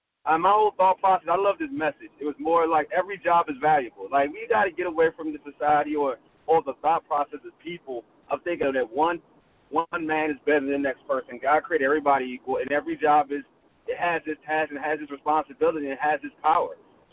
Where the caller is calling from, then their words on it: Maryland, United States; coming from Maryland.